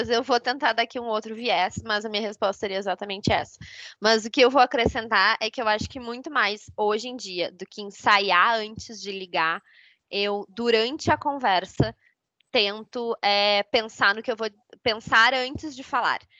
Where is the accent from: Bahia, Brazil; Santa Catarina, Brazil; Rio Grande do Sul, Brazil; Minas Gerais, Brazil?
Rio Grande do Sul, Brazil; São Leopoldo; now in São Paulo, Brazil; É, sou natural de São Leopoldo, Rio Grande do Sul também, e moro em São Paulo.